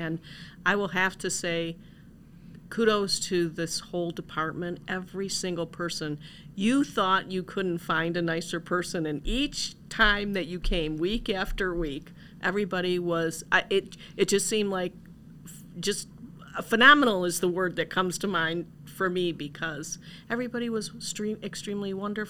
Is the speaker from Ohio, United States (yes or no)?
yes; Parma, Ohio, United States; I am originally from Ohio, Parma.